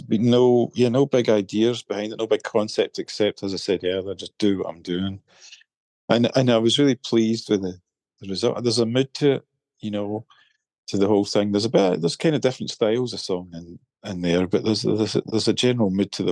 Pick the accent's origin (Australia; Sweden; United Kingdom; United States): United Kingdom; Irvine, Scotland; also born or lived in Glasgow; my hometown in Irvine